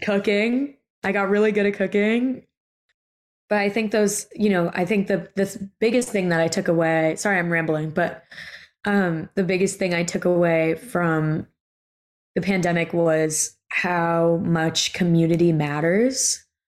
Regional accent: New York City, New York, United States; I grew up in Brooklyn

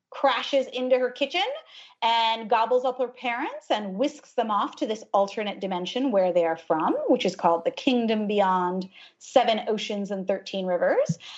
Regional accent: United States; also born or lived in Ohio, United States / New Jersey, United States; I grew up in Ohio and then in New Jersey. My parents are immigrants from India.

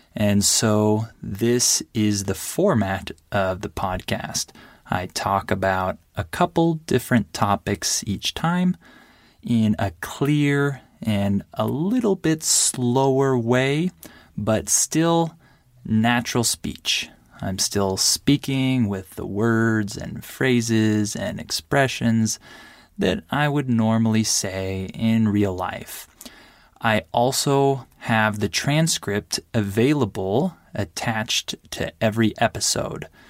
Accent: United States; I'm American

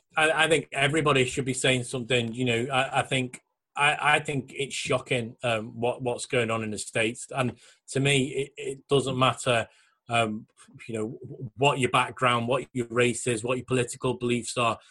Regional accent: England, United Kingdom; I'm English

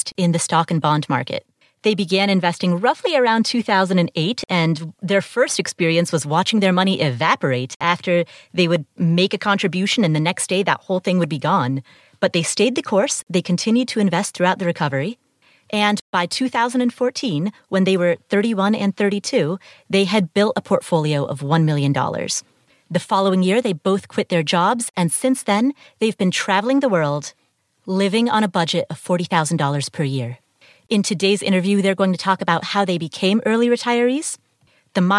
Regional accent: Ohio, United States; I grew up in Ohio, so it was also very cold and wintry there

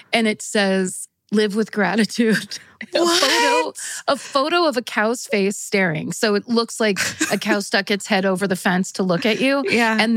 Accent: Colorado, United States; I grew up in Western Colorado with my mom, but my dad lived in Denver, so every summer my sister and I would go stay with him.

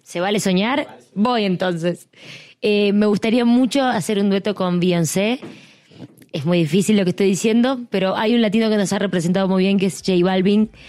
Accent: Argentina; la gente joven talentosa que hay en mi país

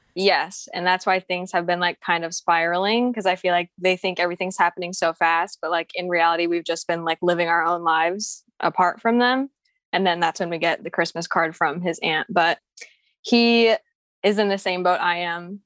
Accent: Philippines; I'm Filipino too.

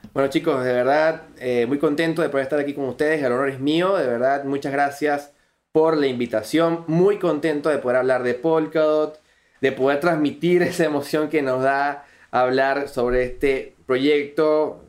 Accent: Venezuela; accent: Venezuelan; me encuentro en Venezuela, si lo podrán notar por mi acento, soy venezolano, todavía radico en Venezuela

